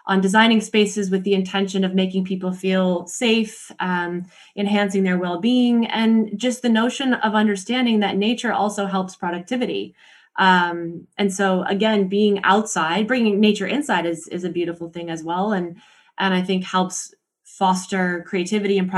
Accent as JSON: {"language": "English", "region": "Montana", "country": "United States", "said": "So I'm from Montana. I'm from the US"}